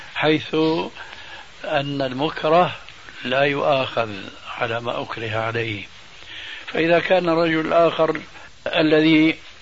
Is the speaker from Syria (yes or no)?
yes; Syria; moved away; also born or lived in Damascus; عندنا في سوريا